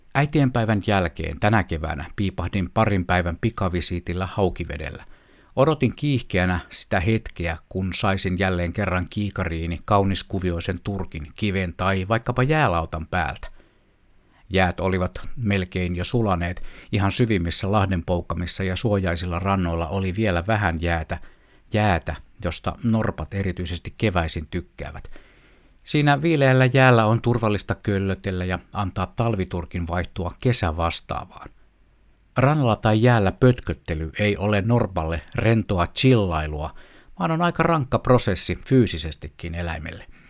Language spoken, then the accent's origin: Finnish; Finland; Itse asiassa synnyin kaupunkini sanotaan olevan Saimaan rannalla – joten olen kai siis syntyperäinen saimaalainen